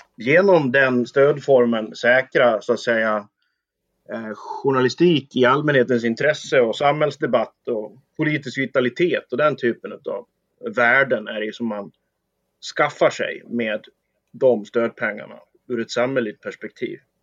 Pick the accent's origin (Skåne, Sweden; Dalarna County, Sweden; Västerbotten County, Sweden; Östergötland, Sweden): Dalarna County, Sweden; inhopp på lokaltidningen där jag kommer ifrån